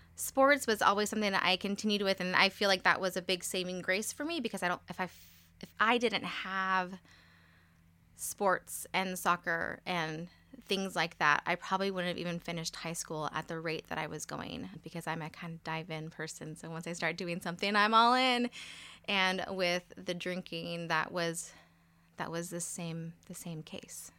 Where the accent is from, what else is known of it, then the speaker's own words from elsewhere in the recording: Modesto, California, United States; I was born in Modesto, California. So, I've born and raised for the most part here